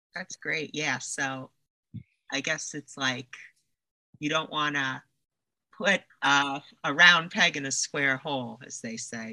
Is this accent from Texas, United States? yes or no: no; New York, United States; now in Los Angeles, United States; I'm from New York originally